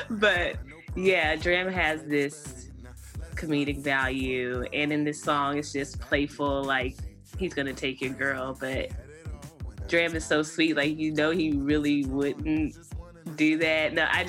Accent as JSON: {"language": "English", "region": "North Carolina", "country": "United States", "tie": "born or raised there", "also_born_or_lived": "Kansas City", "said": "I know I said I grew up, I'm originally from Kansas City, but I was born and raised in North Carolina, but I moved from Kansas City to here."}